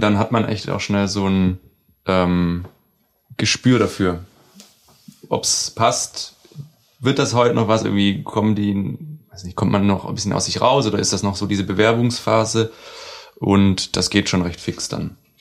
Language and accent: German; Baden-Württemberg, Germany; now in Hamburg, Germany; aus dem Süden, aus Baden-Württemberg kommen wir